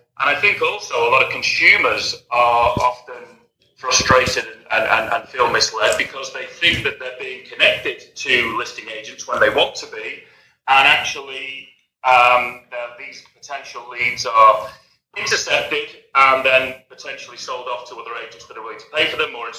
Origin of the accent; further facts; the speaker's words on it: England, United Kingdom; moved away as an adult; also born or lived in Spain; now in Los Angeles, United States; I hail from the United Kingdom. I'm an English chap.